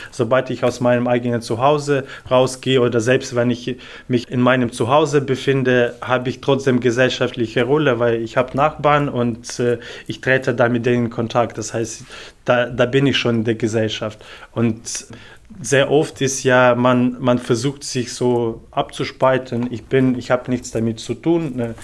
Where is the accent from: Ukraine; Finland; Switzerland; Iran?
Ukraine; moved away as an adult; also born or lived in Cologne / Stuttgart / Munich; now in Leipzig, Germany; ich komme selber aus der Ukraine und ich habe in sehr vielen deutschen Städten schon in den letzten acht Jahren gelebt